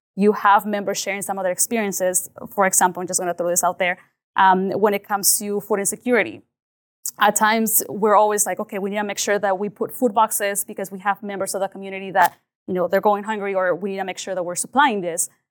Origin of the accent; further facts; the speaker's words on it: Liberal, Kansas, United States; also born or lived in Mexico; I came specifically to Louisville, Kansas